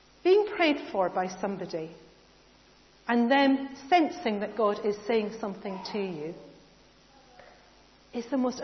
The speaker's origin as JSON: {"language": "English", "country": "United Kingdom", "said": "we're British"}